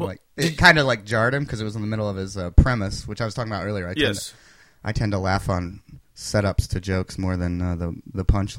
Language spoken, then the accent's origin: English; Princeton, Kentucky, United States; moved away as an adult; now in Chicago, United States; I grew up in Princeton, Kentucky, which is a small, dry county.